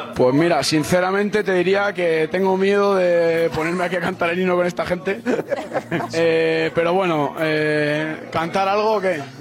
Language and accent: Spanish; Madrid, Community of Madrid, Spain; Yo soy de Madrid